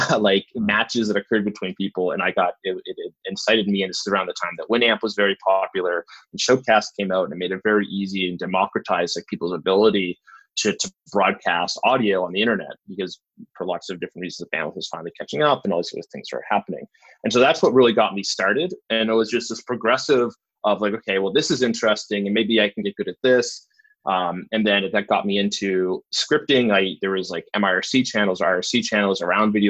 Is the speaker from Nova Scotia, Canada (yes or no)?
yes; Bridgewater, Nova Scotia, Canada; I grew outside of that in a little town called Bridgewater